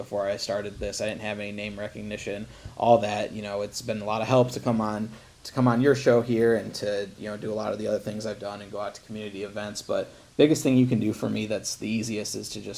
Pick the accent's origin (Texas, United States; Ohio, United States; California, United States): Ohio, United States; Toledo; I was born in Toledo, Ohio, so, you know, I have whatever that accent is